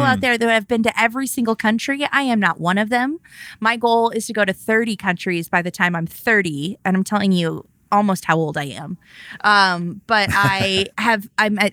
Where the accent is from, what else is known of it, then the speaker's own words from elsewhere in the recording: California, United States; we're from California. Like, we don't get snow.